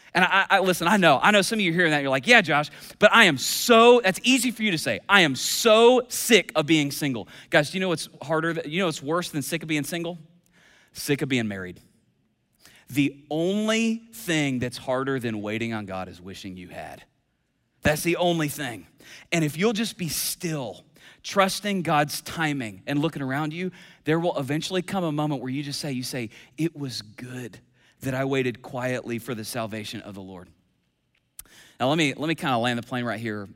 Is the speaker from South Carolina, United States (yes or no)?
no; Kentucky, United States; I'm from Kentucky